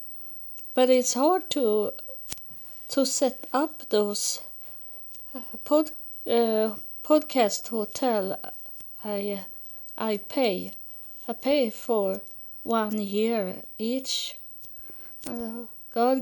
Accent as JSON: {"language": "English", "country": "Sweden", "tie": "born or raised there", "also_born_or_lived": "United States", "second_language": "English", "moved": "as an adult", "said": "I live in Sweden, and I was born in Sweden, but I have been living in the United States for 6 years, so I can speak a little English"}